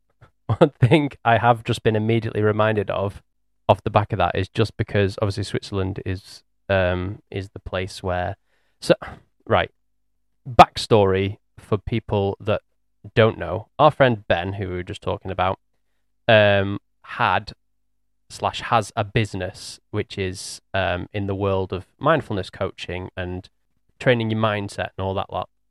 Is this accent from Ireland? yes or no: no; England, United Kingdom; we're English